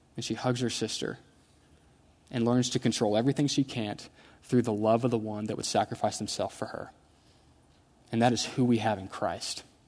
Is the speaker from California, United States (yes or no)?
no; Houston, Texas, United States; I grew up in Houston